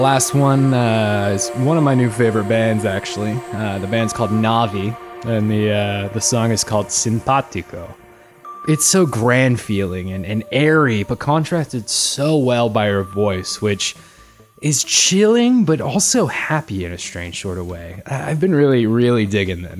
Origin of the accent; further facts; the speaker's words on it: Salt Lake City, Utah, United States; I was born and raised in Salt Lake City